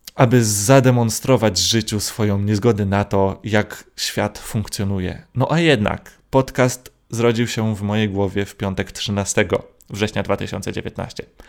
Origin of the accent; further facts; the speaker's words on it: Gdynia, Pomeranian Voivodeship, Poland; jestem z Gdyni, więc musiałem przyjechać do Warszawy